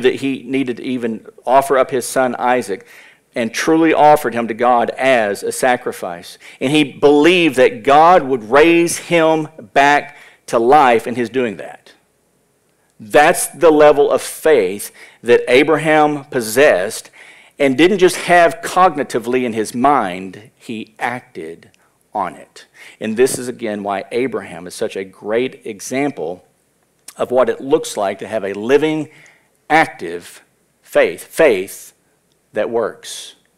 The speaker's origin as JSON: {"language": "English", "country": "United States", "said": "as American Christians"}